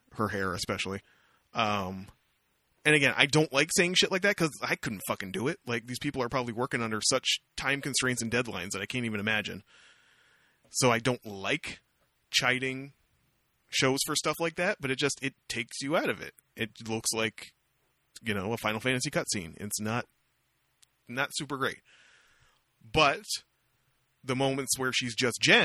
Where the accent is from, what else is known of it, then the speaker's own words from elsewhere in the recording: Canada; I'm from Canada